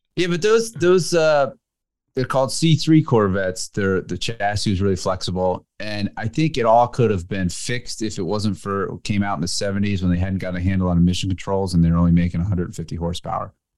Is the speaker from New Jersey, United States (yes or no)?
yes; New Jersey, United States; where I grew up in Jersey